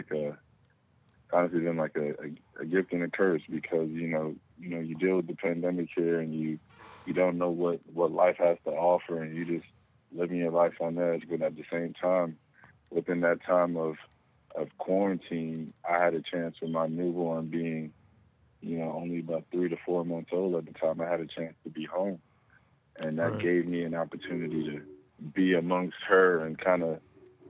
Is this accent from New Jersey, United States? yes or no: yes; East Orange, New Jersey, United States; now in Austin, United States; from East Orange, New Jersey, now Austin, Texas.